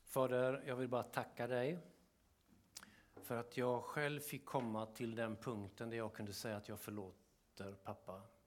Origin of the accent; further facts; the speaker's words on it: Kungsbacka, Halland County, Sweden; nere i Kungsbacka där jag växte upp